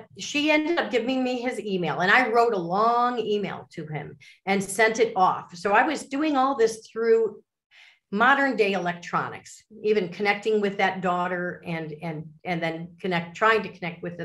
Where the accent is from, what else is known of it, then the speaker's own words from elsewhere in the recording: Chicago suburbs, Illinois, United States; I'm from the Midwest, like you are. I'm from the Chicago suburbs.